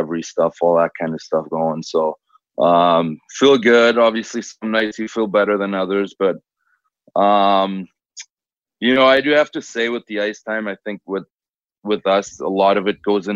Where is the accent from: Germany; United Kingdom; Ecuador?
Germany; Cologne, North Rhine-Westphalia; now in Edmonton, Canada; I'm from Cologne